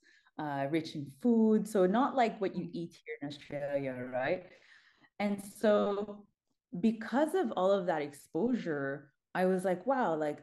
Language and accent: English; Montreal, Quebec, Canada; I'm born and raised in Montreal